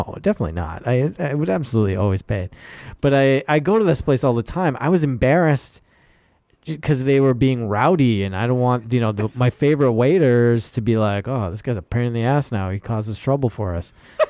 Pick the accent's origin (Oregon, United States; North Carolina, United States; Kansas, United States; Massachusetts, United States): Massachusetts, United States; Boston; I'm from Boston.